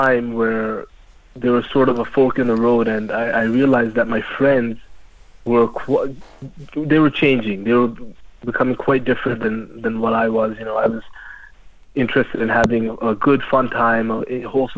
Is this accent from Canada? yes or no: yes; Canada; I'm born and raised in Canada